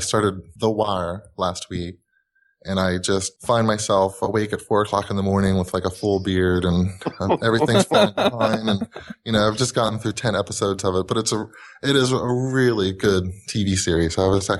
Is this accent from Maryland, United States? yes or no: yes; Hagerstown, Maryland, United States; Hagerstown, Maryland.